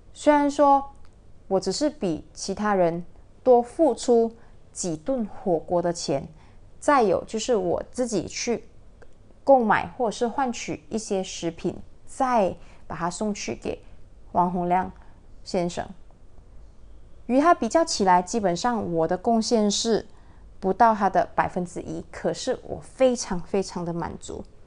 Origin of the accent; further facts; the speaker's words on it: Malaysia; 他本身呢是我家乡的人，就是双溪大连人